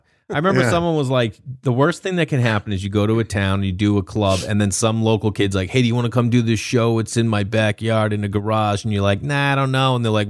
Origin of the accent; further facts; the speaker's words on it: Stoneham, Massachusetts, United States; when you had no money growing up in Stoneham, Mass, baby.